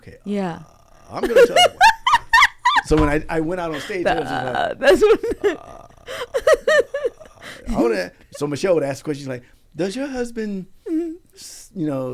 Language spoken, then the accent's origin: English; Arizona, United States; I'm from Arizona